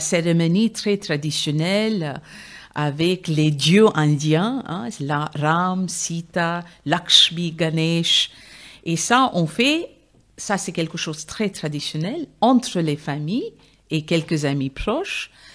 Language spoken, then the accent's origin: French; India; French is a second language; now in Brussels, Belgium; je viens de l'Inde, mon père de Rajasthan, donc c'est les guerriers Rajput, et ma mère vient de Calcutta